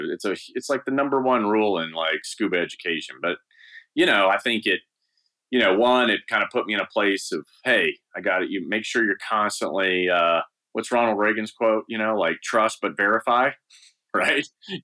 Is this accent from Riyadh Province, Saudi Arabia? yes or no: no; Eastern Province, Saudi Arabia; it was the only thing to do growing up in Saudi Arabia. I was there from the second grade to high school.